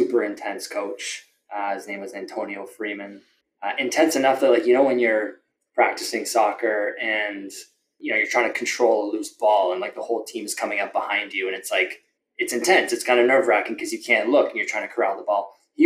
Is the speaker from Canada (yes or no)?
yes; Toronto, Ontario, Canada; I grew up in Etobicoke